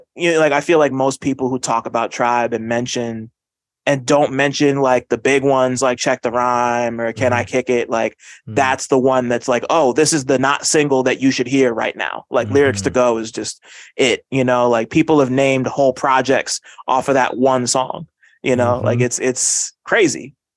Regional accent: New Jersey, United States; Like I'm from Jersey

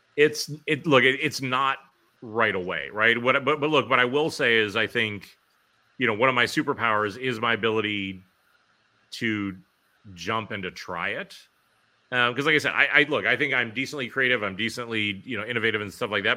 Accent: Pittsburgh, Pennsylvania, United States; moved away as an adult; also born or lived in New York City; I left New York City after sixteen years there to move back home to my hometown of Pittsburgh

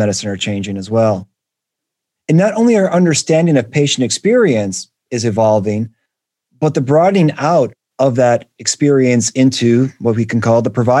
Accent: Detroit, Michigan, United States; Detroit, which is my hometown

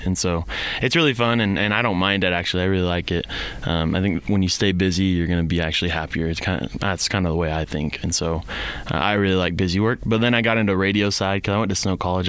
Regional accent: Gilbert, Arizona, United States; now in Rexburg, United States; I'm from Gilbert, uh, so I got to see kind of the two sides of Gilbert. As in, when I grew up

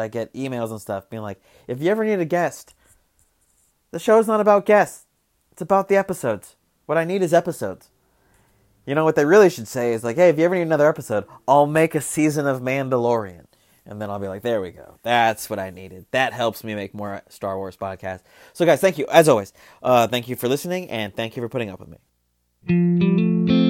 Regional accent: Arizona, United States; moved away; I'm from Arizona

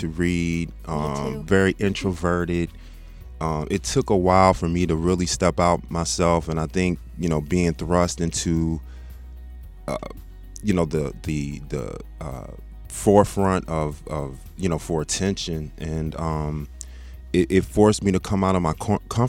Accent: Texas, United States; also born or lived in South Bend, Indiana / Michigan; when my father's job was transferred to Texas when I was 5 years old, so he moved the family down, down there. And so virtually, I grew up in Texas

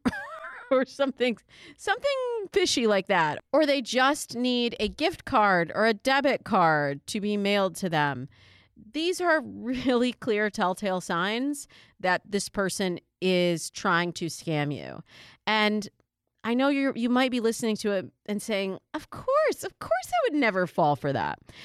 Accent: Michigan, United States; also born or lived in New York; now in California, United States; Michigan, my home state

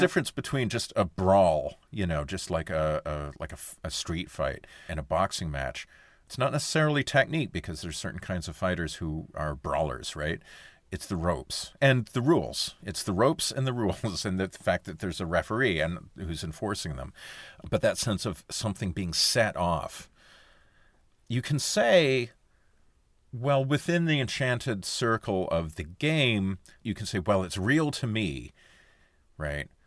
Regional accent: Sudbury, Ontario, Canada; when I was a kid, I was growing up in Sudbury, Ontario in the seventies and eighties

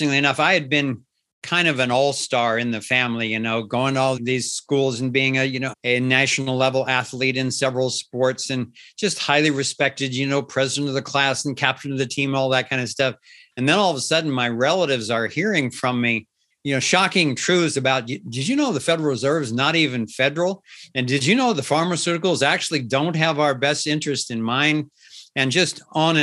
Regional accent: Cincinnati, Ohio, United States; I was born and raised in Cincinnati, Ohio. So I have a kind of a solid Midwestern background

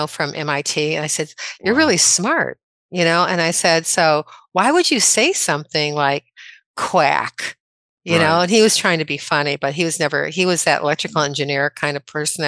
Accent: Midwest, United States; moved away; I'm originally from the Midwest.

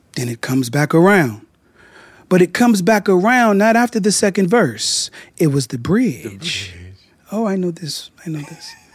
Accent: Richmond, Virginia, United States; moved away as an adult; now in Los Angeles, United States; I'm from Richmond, Virginia

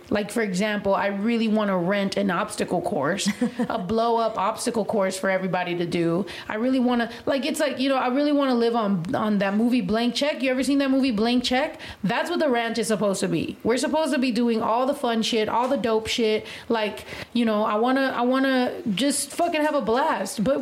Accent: West Coast, United States; I mean, I'm from the West Coast. Like, I'm used to rappers that are like that.

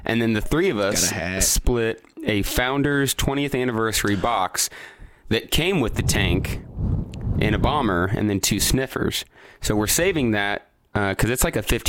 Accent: Lafayette, Indiana, United States; we're from Lafayette, Indiana

